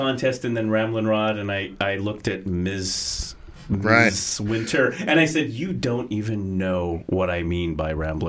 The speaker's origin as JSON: {"language": "English", "town": "Gladstone", "region": "Oregon", "country": "United States", "said": "I am from Gladstone, Oregon, and … you know, or something."}